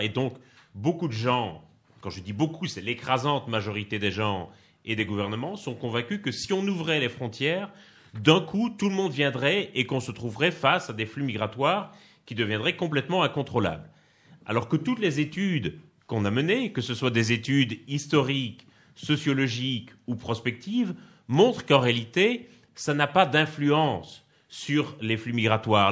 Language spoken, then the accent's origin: French; Liège, Wallonia, Belgium; accent: Belgian; moved away as an adult; now in Paris, France; je suis né à Liège, dans le sud-est de la Belgique. Donc, je suis belge, ça s'entend un peu d'ailleurs, je crois. Euh, mais j'habite à Paris depuis 2007